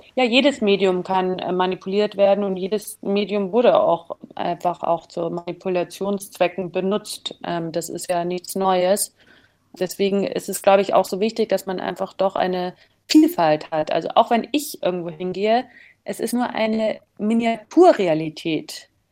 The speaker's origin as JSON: {"language": "German", "country": "Germany", "said": "dass ich als Deutsche"}